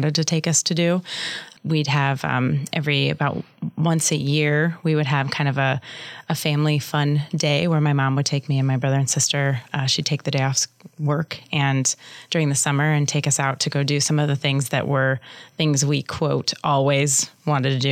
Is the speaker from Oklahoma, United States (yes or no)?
no; Omaha, Nebraska, United States; also born or lived in Lincoln, Nebraska; I grew up in Midtown Omaha